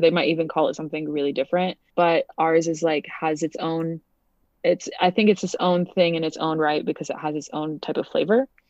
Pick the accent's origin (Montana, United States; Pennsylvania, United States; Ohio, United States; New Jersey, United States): Montana, United States; also born or lived in United Kingdom / Canada / Connecticut; I grew up, like, in Montana